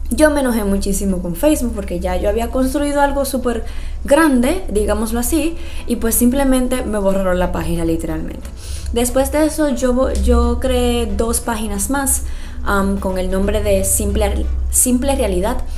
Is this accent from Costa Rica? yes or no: no; Dominican Republic; soy dominicana, 100% dominicana, aunque muchas veces no se escuche así